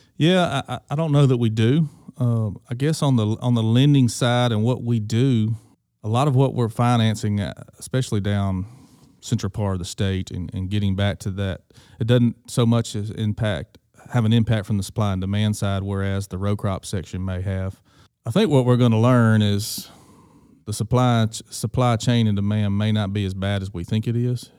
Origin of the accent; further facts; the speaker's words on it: Greenville, Mississippi, United States; being born and raised in Greenville, Mississippi